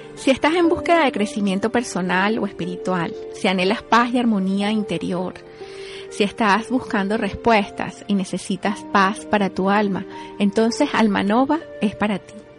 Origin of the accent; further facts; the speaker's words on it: Venezuela; moved away as an adult; now in United States; Yo soy venezolana, estoy aquí en los Estados Unidos desde el año 2008